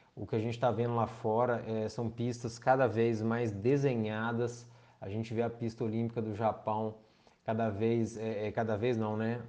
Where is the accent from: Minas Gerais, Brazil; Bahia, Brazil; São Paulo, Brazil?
Minas Gerais, Brazil; João Monlevade; eu sou do João Molevade, a gente tinha a equipe Giros aqui